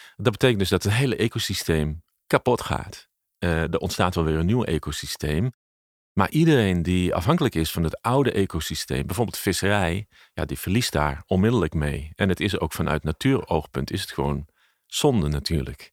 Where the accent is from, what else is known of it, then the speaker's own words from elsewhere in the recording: Leeuwarden, Friesland, Netherlands; het opgroeien in Friesland